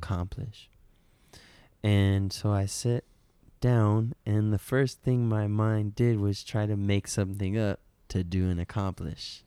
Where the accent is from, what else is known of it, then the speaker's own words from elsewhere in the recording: Detroit, Michigan, United States; moved away; I'm from Detroit, Michigan originally